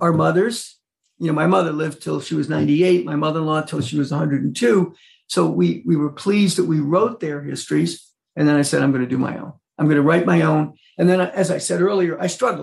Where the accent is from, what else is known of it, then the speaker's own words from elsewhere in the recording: Mid-Hudson Valley, New York, United States; moved away as an adult; also born or lived in Burlington, Vermont; the Mid-Hudson Valley, which is where I was born and raised here in New York